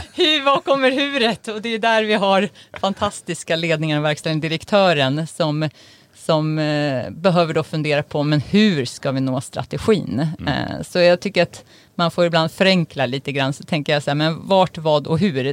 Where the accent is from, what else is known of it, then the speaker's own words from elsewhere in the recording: Uppsala, Uppsala County, Sweden; jag är ju uppvuxen i Uppsala